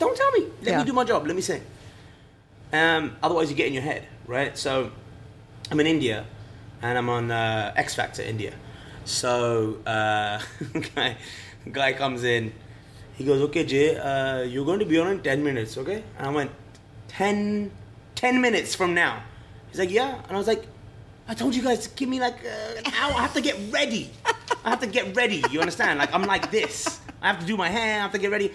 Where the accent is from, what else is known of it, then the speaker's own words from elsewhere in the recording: England, United Kingdom; moved away as an adult; I was fresh from England